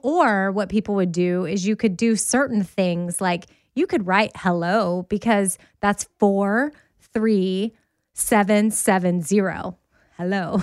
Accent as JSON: {"language": "English", "town": "Austin", "region": "Texas", "country": "United States", "said": "I'm from Austin"}